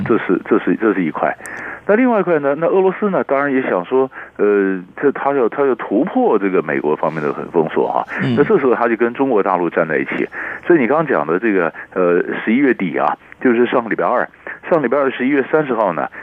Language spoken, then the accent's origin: Chinese; Taiwan; 那我们是台湾人